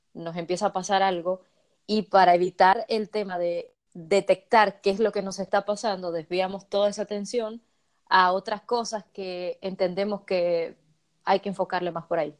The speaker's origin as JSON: {"language": "Spanish", "country": "Dominican Republic"}